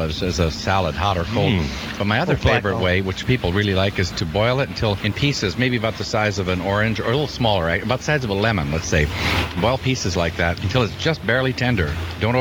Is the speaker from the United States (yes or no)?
yes; United States; I'm American